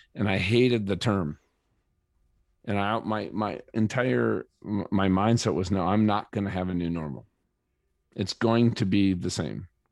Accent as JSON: {"language": "English", "region": "Minnesota", "country": "United States", "tie": "born or raised there", "also_born_or_lived": "San Diego", "moved": "as an adult", "lives_now": "Colorado, United States", "said": "I grew up in Minnesota"}